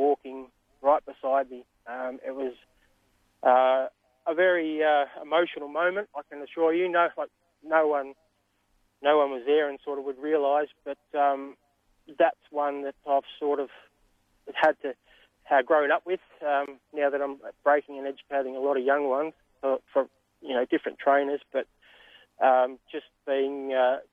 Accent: St Arnaud, Victoria, Australia; growing up in St Annans as a young fella, I attended the local trots, the Wedderburns, the Charltons, the Borts, the St Annans

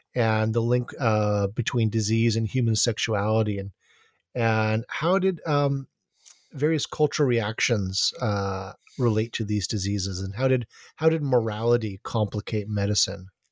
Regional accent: Honolulu, Hawaii, United States; growing up in Honolulu

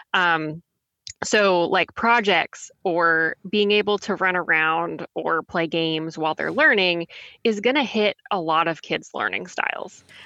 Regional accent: Texas, United States; moved away as an adult; now in Raleigh, United States; I'm originally from Texas

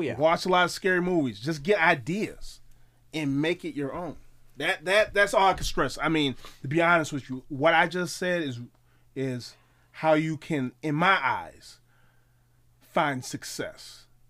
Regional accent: Milwaukee, Wisconsin, United States; I'm from Milwaukee, Wisconsin

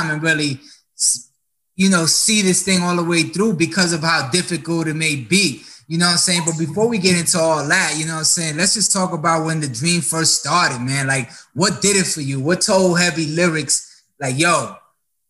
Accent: New York, United States; moved away; I'm originally from New York

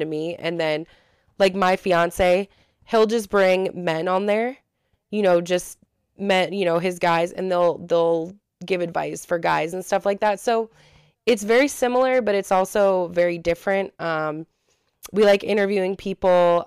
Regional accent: Ohio, United States; we're from Ohio

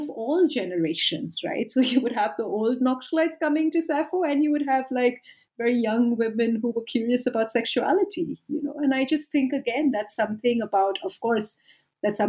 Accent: India; moved away as an adult; also born or lived in United Kingdom; now in South Africa

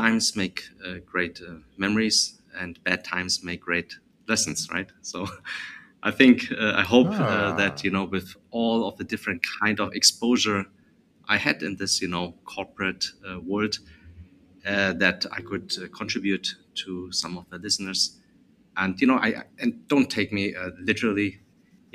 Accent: Germany; accent: German; moved away as an adult; also born or lived in United States; now in Vietnam; So I was born and raised in Germany

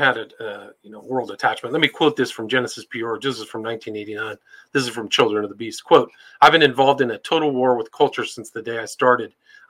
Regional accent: California, United States; I remember, even where I grew up in Northern California, I didn't know it at the time

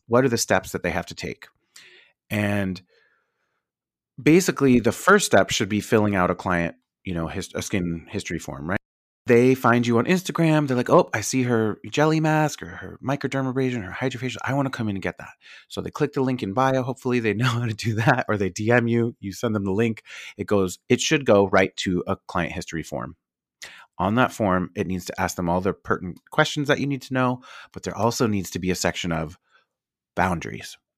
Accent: New York, United States; I'm from New York.

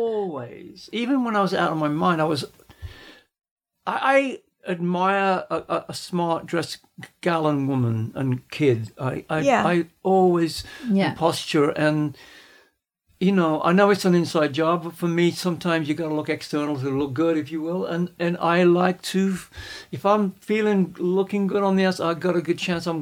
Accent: Midlands, United Kingdom; moved away; I come from a working class city in the Midlands area

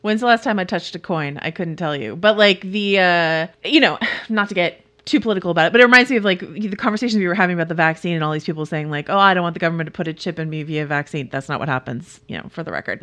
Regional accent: Bay Area, California, United States; I'm from the Bay Area

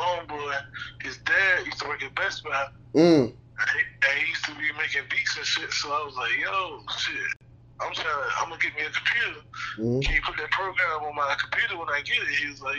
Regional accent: Southern Virginia, United States; I'm from Southern Virginia, man. You know, as far as the seven cities

